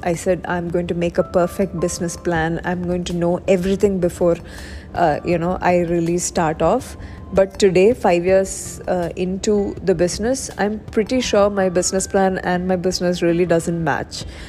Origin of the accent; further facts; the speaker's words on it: Kerala, India; I'm originally from Kerala.